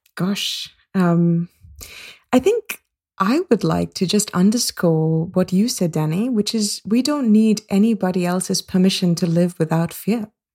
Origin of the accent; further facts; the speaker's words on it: India; moved away; also born or lived in Singapore / United States; I grew up in India and in Singapore